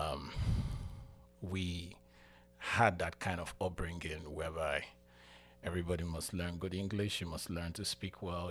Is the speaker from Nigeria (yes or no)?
yes; Nigeria; moved away as an adult; now in United States; I'm from Nigeria